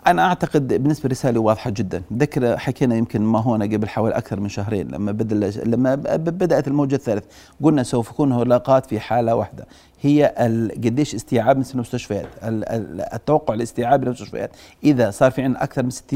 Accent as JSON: {"language": "Arabic", "country": "Jordan", "said": "وعندنا بالاردن"}